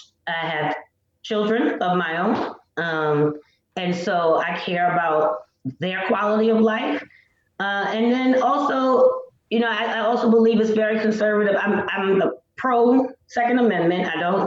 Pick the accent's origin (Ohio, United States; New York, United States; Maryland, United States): Maryland, United States; Baltimore; I knew I'd never be a Democrat because I'm from Baltimore. I live here. I've seen them run my city exclusively my entire life, and it's not been good for my community.